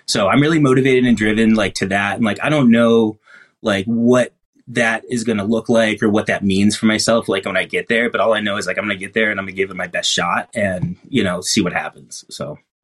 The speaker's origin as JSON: {"language": "English", "region": "East Coast", "country": "United States", "tie": "born or raised there", "also_born_or_lived": "Buffalo area", "moved": "yes", "lives_now": "Seattle, United States", "said": "naturally born and bred in the East Coast"}